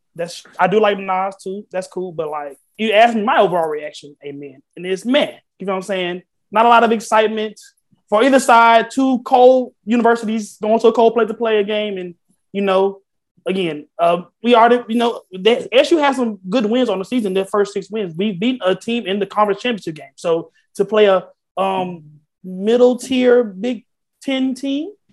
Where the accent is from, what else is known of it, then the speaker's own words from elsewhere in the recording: the South, United States; I'm a Southerner